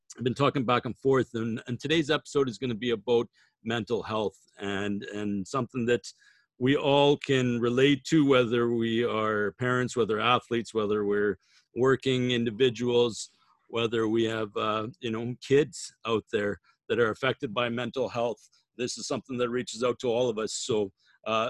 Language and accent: English; Saskatchewan, Canada; growing up in Saskatchewan